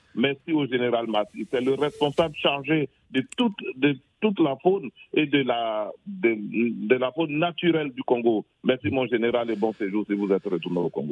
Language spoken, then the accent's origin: French; Côte d’Ivoire; chez moi, en Côte d'Ivoire